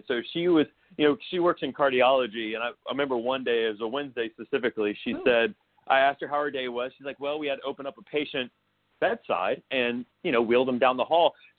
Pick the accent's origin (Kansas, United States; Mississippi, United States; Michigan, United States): Mississippi, United States; moved away; also born or lived in New York; I was raised in Mississippi into a very conservative household.